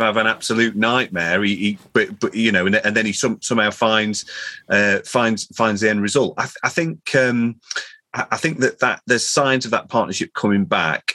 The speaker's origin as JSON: {"language": "English", "town": "Chesterfield", "region": "East Midlands", "country": "United Kingdom", "tie": "born or raised there", "said": "my my hometown Chesterfield"}